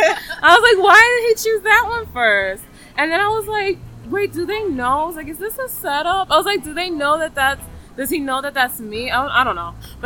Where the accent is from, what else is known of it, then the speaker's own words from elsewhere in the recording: New York City, New York, United States; now in Manhattan, United States; I'm originally from the Bronx, New York, but I moved to Manhattan.